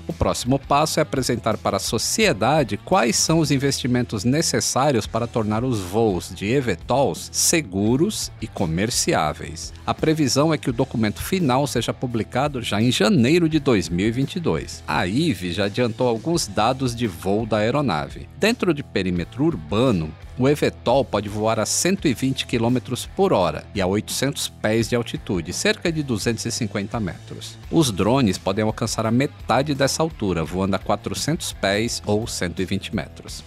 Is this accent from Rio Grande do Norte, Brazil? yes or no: yes; Natal, Rio Grande do Norte, Brazil; eu nasci, eu nasci em Natal